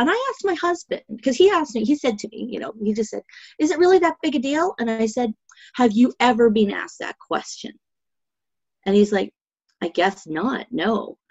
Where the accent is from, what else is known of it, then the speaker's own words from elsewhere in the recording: Winnipeg, Manitoba, Canada; I'm from Winnipeg because this is where I was born.